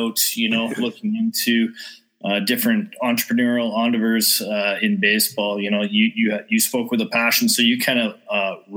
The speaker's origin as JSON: {"language": "English", "town": "Vernon", "region": "British Columbia", "country": "Canada", "tie": "born or raised there", "moved": "as an adult", "lives_now": "Austria", "said": "born, raised in Vernon, lived there for most of my life until 2004 when I moved to Austria"}